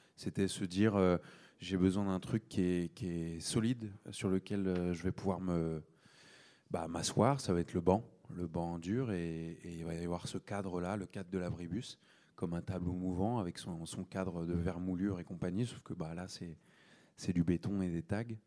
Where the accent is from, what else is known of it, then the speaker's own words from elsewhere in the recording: Seine-et-Marne, Île-de-France, France; là où j'ai grandi, donc le 77